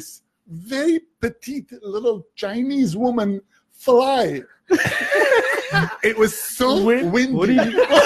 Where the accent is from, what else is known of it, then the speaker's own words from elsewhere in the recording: Beirut, Beirut Governorate, Lebanon; moved away; also born or lived in Toronto / Tarzana; I'm coming from Beirut